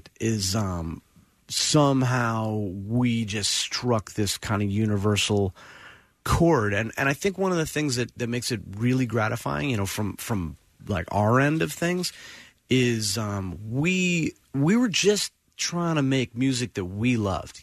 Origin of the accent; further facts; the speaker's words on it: Princeton, New Jersey, United States; I grew up in Princeton, which was really cool because I was like halfway between New York and Philly